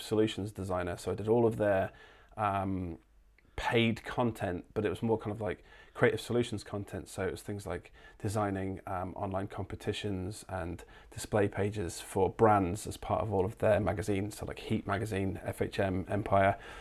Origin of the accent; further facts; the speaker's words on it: Lincolnshire, East Midlands, United Kingdom; also born or lived in London; now in Gold Coast, Australia; I'm actually from, uh, uh, East Midlands. I'm from Lincolnshire, but I'd lived in London for a good ten years